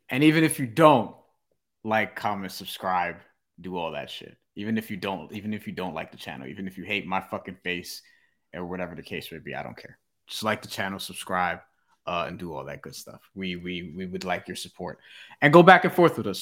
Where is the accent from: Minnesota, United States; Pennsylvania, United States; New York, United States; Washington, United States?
New York, United States; New York City; I'm from Ridgewood, New York City